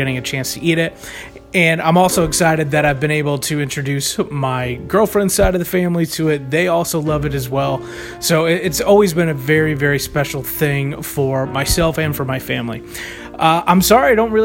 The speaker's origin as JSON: {"language": "English", "town": "Chicago", "region": "Illinois", "country": "United States", "said": "I'm from the Chicagoland area"}